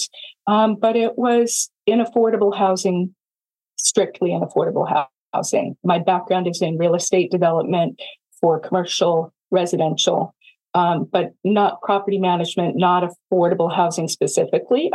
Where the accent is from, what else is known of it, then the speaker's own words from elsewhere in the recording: Silicon Valley, California, United States; also born or lived in Iowa; I'm from Silicon Valley and we start companies